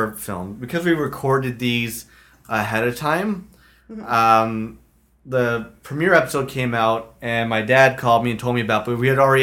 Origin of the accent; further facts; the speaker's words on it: Ireland; now in Toronto, Canada; Me personally, as an Irish immigrant to Toronto, I love the idea of Brooklyn.